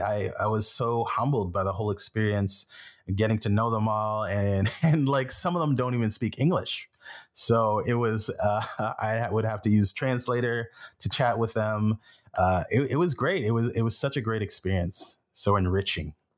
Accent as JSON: {"language": "English", "town": "Flesherton", "region": "Ontario", "country": "Canada", "tie": "born or raised there", "also_born_or_lived": "Haiti", "lives_now": "Toronto, Canada", "said": "growing up in Flesherton and moving to Toronto"}